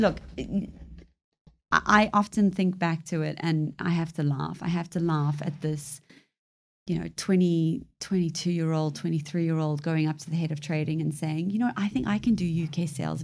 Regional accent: South Africa; now in United Kingdom; I was born in South Africa to a British mother, Zambian father. Came over to the U K in nineteen ninety-nine.

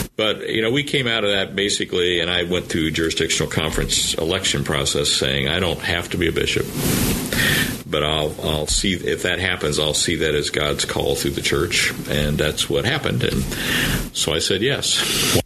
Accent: Anderson, Indiana, United States; moved away; I grew up in Anderson, Indiana

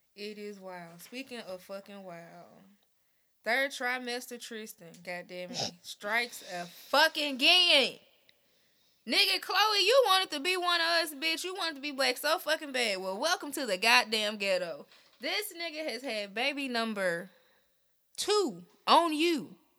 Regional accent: Memphis, Tennessee, United States; now in Nashville, United States; I'm also from Memphis

